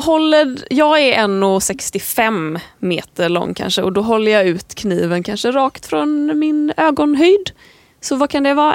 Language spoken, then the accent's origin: Swedish; Landvetter, Västra Götaland, Sweden; moved away as an adult; now in Stockholm, Sweden; jag är född 1994 i Landvetter utanför Göteborg. Jag flyttade till Stockholm när jag var 19